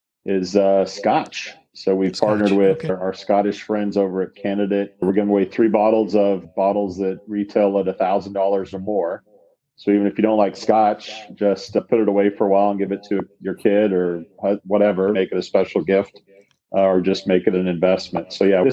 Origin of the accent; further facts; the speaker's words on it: United States; we Americans